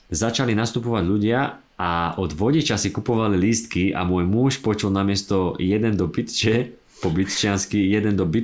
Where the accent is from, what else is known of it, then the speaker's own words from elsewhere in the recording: Trenčín, Trenčín Region, Slovakia; now in Bratislava, Slovakia; pôvodne z Trenčína a do Bratislavy som prišla bývať v roku 2000.